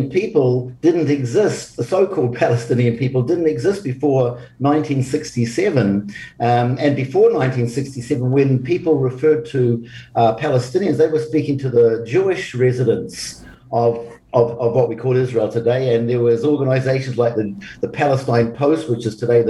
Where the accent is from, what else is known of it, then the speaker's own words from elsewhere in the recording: New Zealand; being a Kiwi